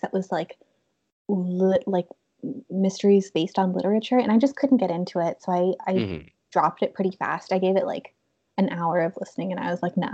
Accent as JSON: {"language": "English", "country": "Canada"}